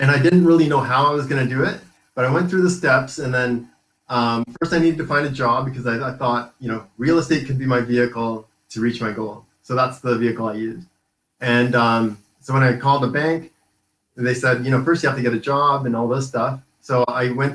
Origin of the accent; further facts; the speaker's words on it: Vancouver Island, British Columbia, Canada; I was born and raised in Vancouver Island